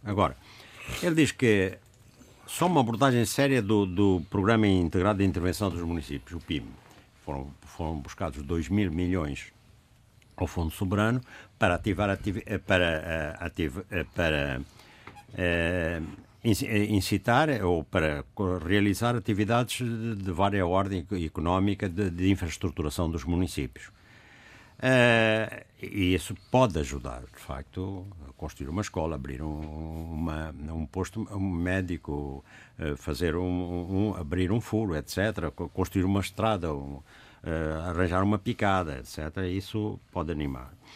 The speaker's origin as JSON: {"language": "Portuguese", "country": "Angola", "moved": "yes", "said": "sobre lá a minha terra"}